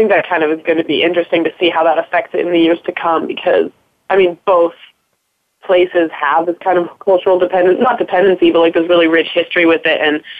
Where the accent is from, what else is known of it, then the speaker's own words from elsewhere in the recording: Southwest, United States; moved away; I'm from the Southwest